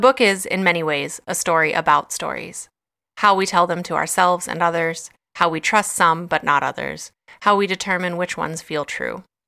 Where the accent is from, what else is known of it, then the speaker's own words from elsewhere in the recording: West Virginia, United States; my home state and of Appalachia